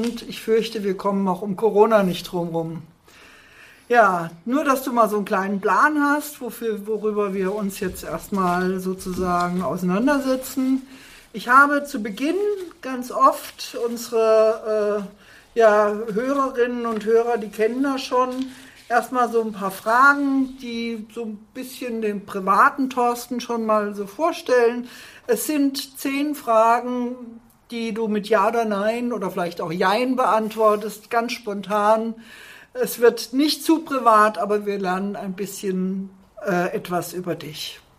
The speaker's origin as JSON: {"language": "German", "town": "Fulda", "region": "Hesse", "country": "Germany", "tie": "born or raised there"}